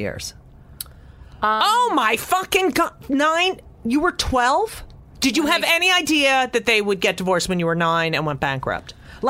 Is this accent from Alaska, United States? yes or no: no; New Jersey, United States; I grew up in New Jersey